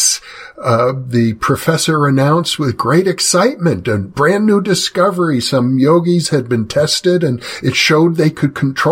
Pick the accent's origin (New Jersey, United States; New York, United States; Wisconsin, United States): Wisconsin, United States; I grew up in Wisconsin where they had the Polar Bear Club every winter around New Year's Day.